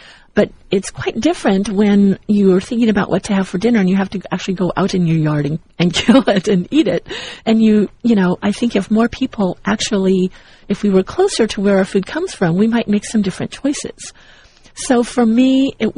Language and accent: English; Southern California, United States; also born or lived in Missouri; growing up as a child, I grew up here in Southern California, and at one point when my mother was married to my stepfather, we moved to Missouri and lived on a farm